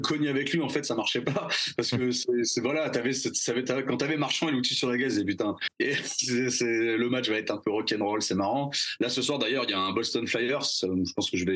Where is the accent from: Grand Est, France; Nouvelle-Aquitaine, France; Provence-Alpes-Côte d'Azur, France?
Nouvelle-Aquitaine, France; Bordeaux; je viens de Bordeaux. j'ai je, je, j'ai grandi dans le sud-ouest